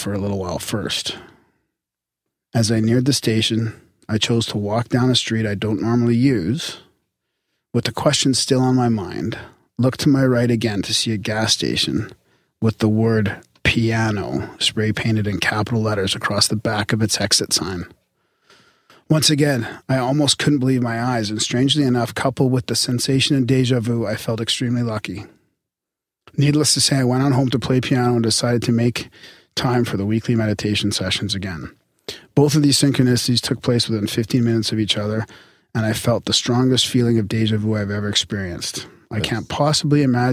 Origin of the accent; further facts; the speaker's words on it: Canada; We're Canadian